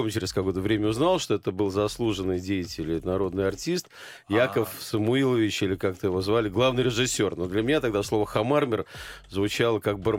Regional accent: Saint Petersburg, Russia; Ленинграде. Тогда он еще назывался Ленинград, э, на Литейном проспекте, причем э, практически с детства а, я видел э, осунувшиеся лица кино, театральных актеров

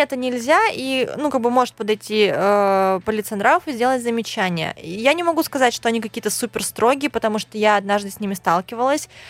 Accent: Khabarovsk, Khabarovsk Krai, Russia; я вообще из Хабаровска, это Дальний Восток

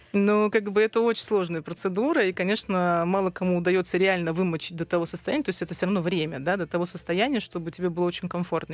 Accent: Yuzhno-Sakhalinsk, Sakhalin Oblast, Russia; moved away; also born or lived in Saint Petersburg; И все свое такое детство до окончания школы я провела на Сахалине, в городе Южно-Сахалинск.

